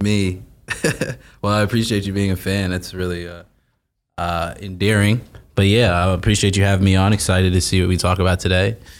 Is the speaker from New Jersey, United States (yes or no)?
yes; South Orange, New Jersey, United States; South Orange, New Jersey, nine seven three